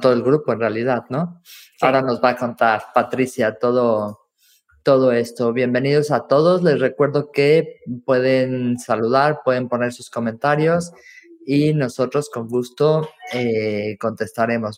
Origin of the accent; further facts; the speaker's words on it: Mexico; now in Valencia, Spain; como mexicana